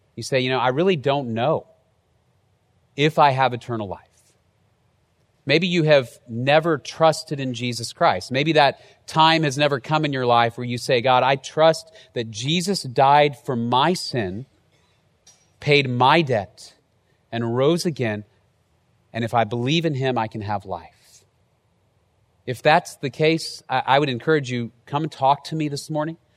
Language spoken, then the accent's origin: English; Dallas, Texas, United States; moved away as an adult; also born or lived in College Station, Texas; I moved from Dallas down to College Station